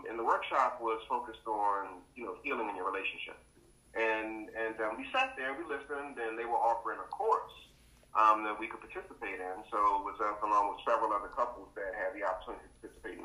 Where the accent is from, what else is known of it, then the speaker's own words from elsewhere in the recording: Fort Washington, Maryland, United States; also born or lived in Alexandria, Virginia / Williamsburg, Virginia; born in Alexandria, and raised in Fort Washington and Oxon Hill